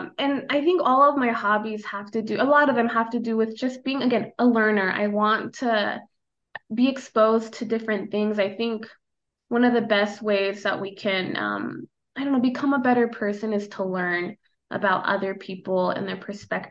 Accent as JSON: {"language": "English", "region": "Idaho", "country": "United States", "tie": "born or raised there", "first_language": "Spanish", "second_language": "English", "moved": "as an adult", "lives_now": "Omaha, United States", "said": "growing up in Idaho, there's a lot of outdoor stuff"}